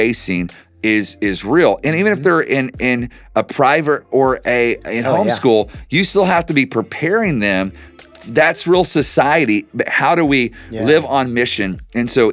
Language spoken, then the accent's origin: English; Oklahoma, United States; I'm from Oklahoma